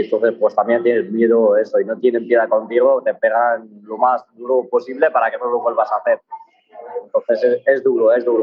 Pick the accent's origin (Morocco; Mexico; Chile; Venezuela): Morocco; Tangier, Tanger-Tetouan-Al Hoceima; now in Spain; Yo nací en Marruecos, eh, bueno, en Tánger.